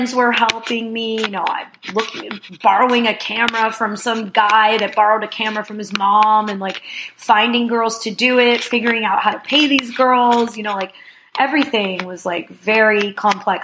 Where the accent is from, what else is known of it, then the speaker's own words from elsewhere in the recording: New Jersey, United States; also born or lived in Brooklyn, New York; I grew up in North Jersey, so I spent a lot of time in New York